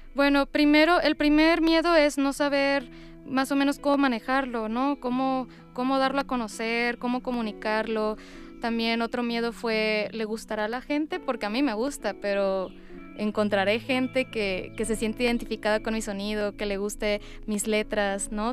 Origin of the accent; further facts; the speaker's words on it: Culiacán, Sinaloa, Mexico; moved away as an adult; now in Mexico City, Mexico; soy cantante, actriz mexicana originaria de Culiacán, Sinaloa